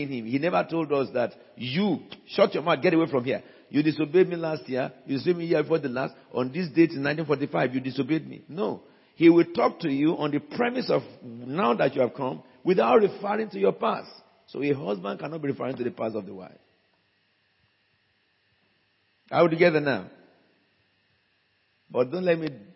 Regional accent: Abeokuta, Ogun State, Nigeria; I'm from Bagura, a village of Abeokuta, the city surrounded by rocks

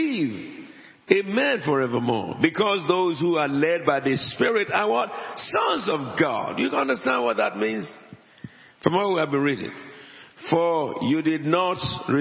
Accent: Abeokuta, Ogun State, Nigeria; moved away; also born or lived in Wales; I am an Egba man. I came from Abeokuta before I'm a Welshman.

